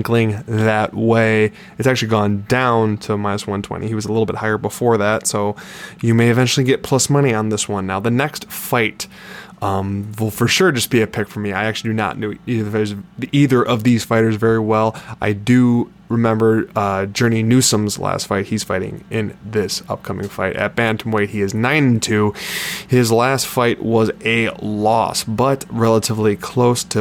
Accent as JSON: {"language": "English", "region": "Midwest", "country": "United States", "said": "I'm a Midwesterner"}